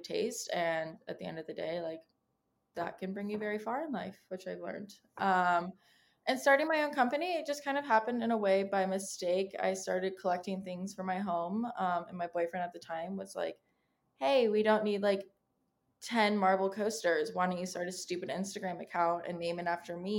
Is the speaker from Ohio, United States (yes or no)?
no; San Diego, California, United States; moved away as an adult; now in New York City, United States; I'm from San Diego, California, and I'm living in New York City, in the East Village